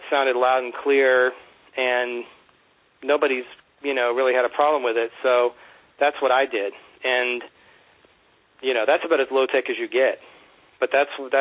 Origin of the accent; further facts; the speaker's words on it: Virginia Beach, Virginia, United States; moved away; when I was growing up in Virginia Beach, shooting things on Hi-8 with my friends